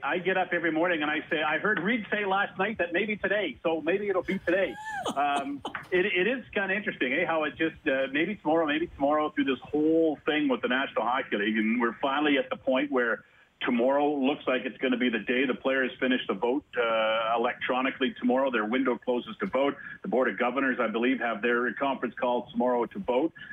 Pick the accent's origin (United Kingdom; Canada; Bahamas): Canada; Toronto, Ontario; I grew up in Toronto as a Leaf fan